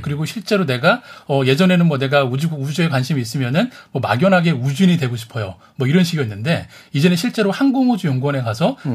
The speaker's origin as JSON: {"language": "Korean", "country": "South Korea", "said": "제가 이제 한국에서 왔다라는 거를"}